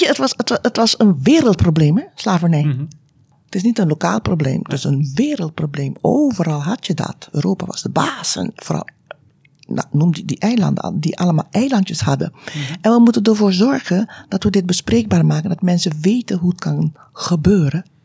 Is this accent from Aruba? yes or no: yes; Aruba; moved away as an adult; now in Tilburg, Netherlands; Ik ben geboren op Aruba, uit Surinaamse ouders. En ehm, ik heb daar eigenlijk, uh, ben daar opgegroeid